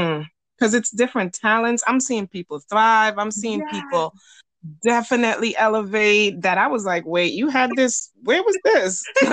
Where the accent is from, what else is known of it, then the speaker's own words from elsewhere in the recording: New York City, New York, United States; this is my experience growing up in New York City.